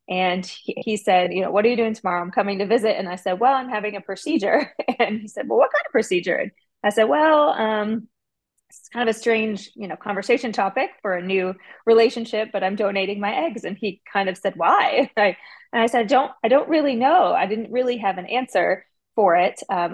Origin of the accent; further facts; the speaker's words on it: Midwest, United States; Or maybe it was because I was from the Midwest.